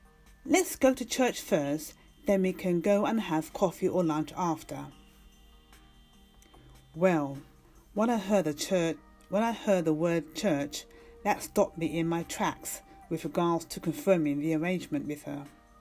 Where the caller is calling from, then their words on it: London, United Kingdom; from London, UK